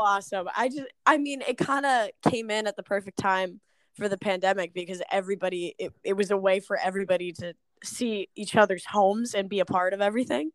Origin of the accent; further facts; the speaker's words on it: Smithfield, Rhode Island, United States; moved away as an adult; now in Attleboro, United States; I am originally from Smithfield, Rhode Island